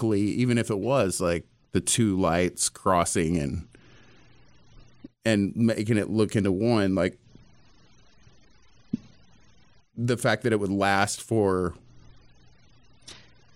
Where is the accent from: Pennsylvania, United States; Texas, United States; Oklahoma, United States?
Texas, United States; East; I'm from East Texas